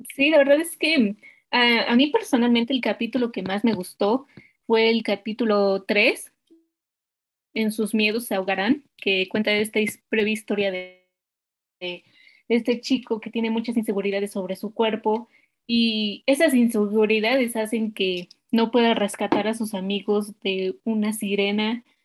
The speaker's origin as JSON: {"language": "Spanish", "country": "Mexico", "said": "nosotros que somos mexicanos"}